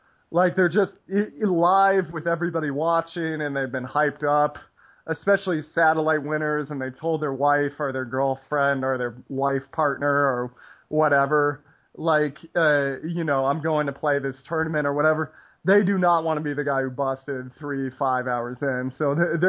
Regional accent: United States

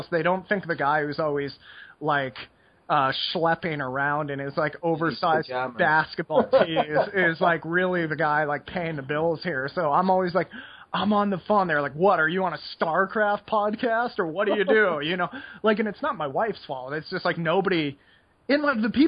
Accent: United States; moved away; being American

